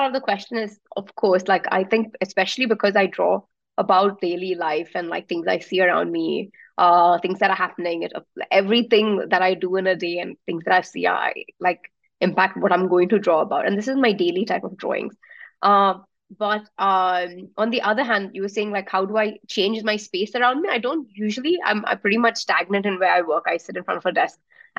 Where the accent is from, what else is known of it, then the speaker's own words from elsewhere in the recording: Abu Dhabi, United Arab Emirates; also born or lived in Melbourne; now in Bangalore, India; Like, I was born and brought up in Abu Dhabi, and I still think of it as home, even though I've not been back for ages and everyone really has left now. And Melbourne was for studying and I stayed there for a bit longer